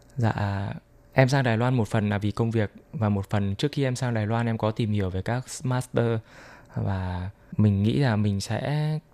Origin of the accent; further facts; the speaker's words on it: Vietnam; now in Taiwan; em là người Việt Nam